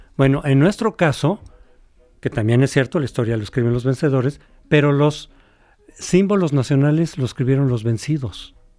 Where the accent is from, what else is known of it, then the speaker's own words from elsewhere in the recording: Mexico; somos mexicanos